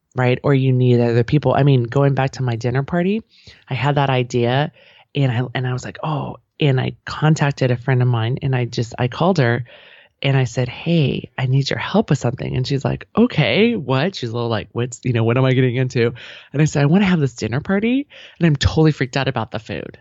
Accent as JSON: {"language": "English", "area": "outside of San Francisco", "region": "California", "country": "United States", "tie": "born or raised there", "said": "I grew up outside of San Francisco"}